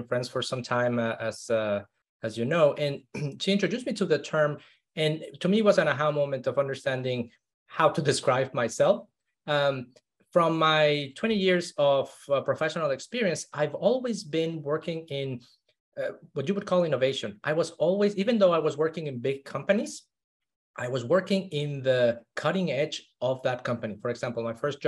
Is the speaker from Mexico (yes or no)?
yes; Mexico City, Mexico; I grew up in Mexico City. One of the most polluted cities in the world.